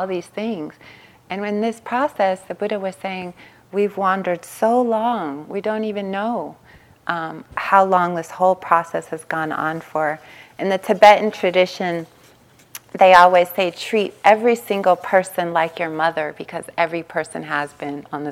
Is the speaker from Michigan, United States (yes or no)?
no; Long Beach, California, United States; I grew up in East Long Beach, Compton border